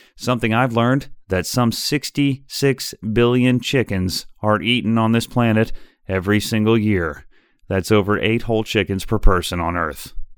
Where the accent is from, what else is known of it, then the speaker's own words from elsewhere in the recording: Chicago, Illinois, United States; my hometown of Chicago